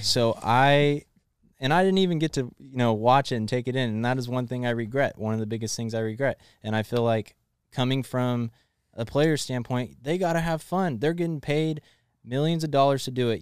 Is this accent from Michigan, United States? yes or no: no; Elk Grove, California, United States; I'm from Elk Grove